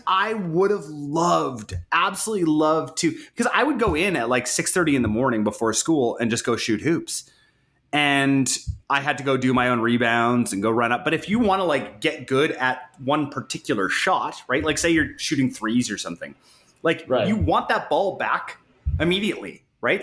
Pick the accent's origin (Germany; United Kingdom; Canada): Canada; I am actually Canadian